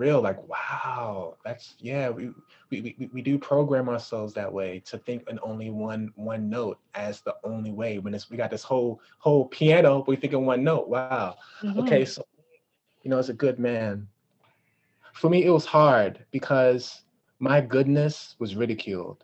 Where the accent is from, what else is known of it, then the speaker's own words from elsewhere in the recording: Washington, District of Columbia, United States; also born or lived in New York / California; I'm from DC. I was raised in DC.